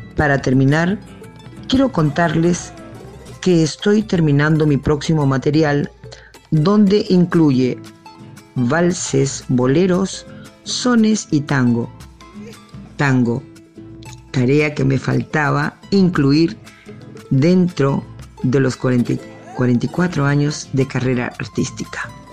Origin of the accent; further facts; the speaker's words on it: Lima, Peru; moved away as an adult; now in Argentina; soy de Lima, Perú, radicada más de 20 años en Argentina